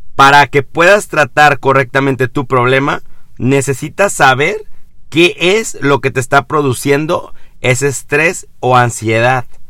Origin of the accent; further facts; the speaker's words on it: Mexico; en mi país, vivo en México